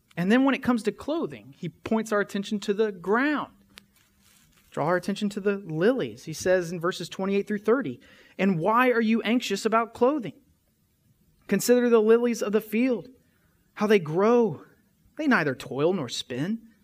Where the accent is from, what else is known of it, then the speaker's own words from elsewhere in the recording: West Tennessee, United States; we're from West Tennessee